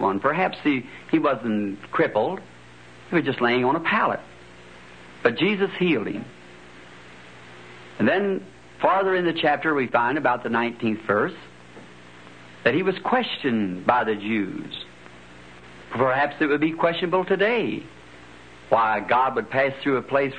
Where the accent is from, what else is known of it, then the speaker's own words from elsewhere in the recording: Indiana, United States; also born or lived in Kentucky; At the age of 7, we moved from Kentucky to Indiana, up the road a bit from where we live now.